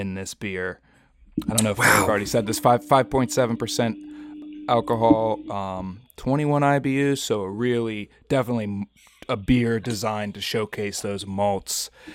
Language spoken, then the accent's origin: English; Pittsburgh, Pennsylvania, United States; I'm from Pittsburgh. I've been here my whole life